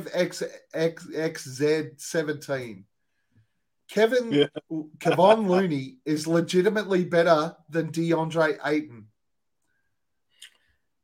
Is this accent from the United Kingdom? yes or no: no; Australia; we're Australian. We're Australians